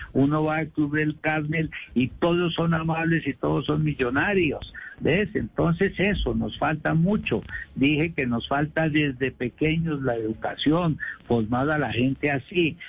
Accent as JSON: {"language": "Spanish", "region": "Bogotá", "country": "Colombia", "tie": "born or raised there", "said": "yo me acuerdo de niño las buses en Bogotá, los buses azules"}